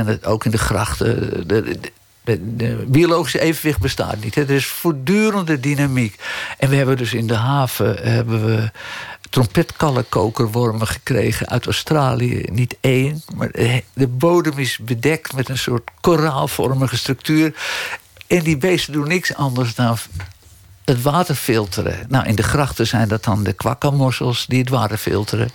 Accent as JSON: {"language": "Dutch", "town": "Amsterdam", "region": "North Holland", "country": "Netherlands", "tie": "born or raised there", "accent": "Amsterdams", "said": "Ik ben geboren en getogen in Amsterdam"}